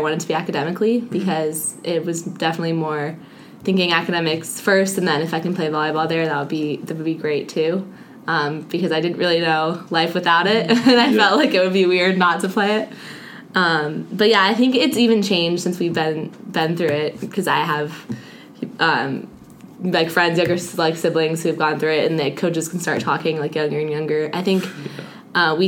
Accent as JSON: {"language": "English", "region": "Southern California", "country": "United States", "tie": "born or raised there", "moved": "as an adult", "said": "I grew up in California, Southern California"}